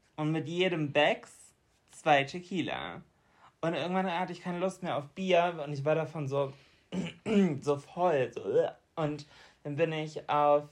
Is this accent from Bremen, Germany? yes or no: yes; Bremen, Germany; bei uns in Bremen